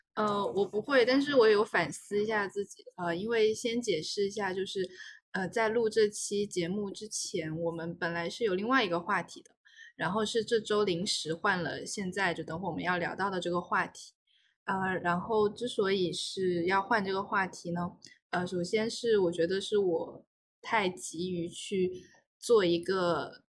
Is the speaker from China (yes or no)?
yes; Guangzhou, Guangdong, China; moved away as an adult; also born or lived in Jiangxi; 我自己呢是出生在我父亲的老家，出生在江西。然后在我小学之前，大概四岁的时候就来到了广东，呃，来到了广州，并且一直在广州生活、成长，呃，读书，一直到我的高考之后